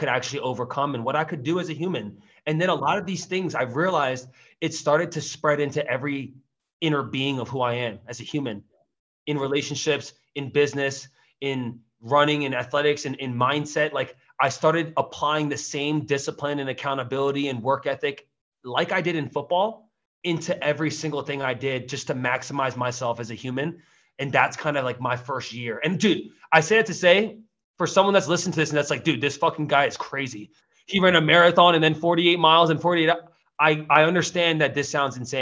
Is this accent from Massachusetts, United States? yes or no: no; Teaneck, New Jersey, United States; moved away as an adult; also born or lived in Queens, New York; now in Austin, United States; Born and raised in Jersey. I was born in Teaneck